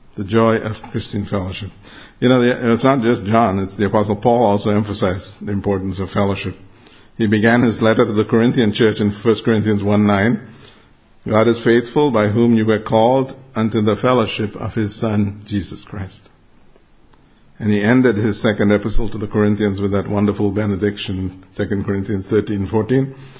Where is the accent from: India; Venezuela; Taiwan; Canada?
India; Mumbai, Maharashtra; moved away; I grew up in Bombay. It used to be called Bombay, now it's called Mumbai.